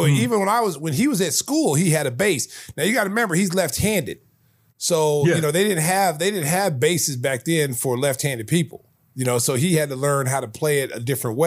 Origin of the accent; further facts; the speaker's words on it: Oklahoma, United States; I was from Oklahoma